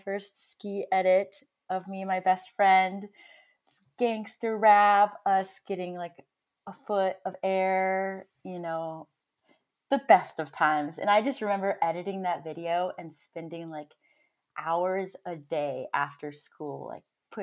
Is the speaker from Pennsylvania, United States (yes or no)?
no; Santa Fe, New Mexico, United States; I grew up in Santa Fe, New Mexico.